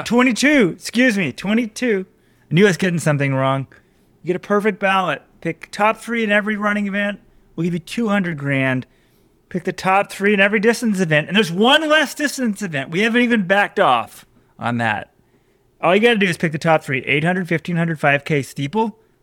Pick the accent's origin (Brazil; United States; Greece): United States; Texas; I'm from Texas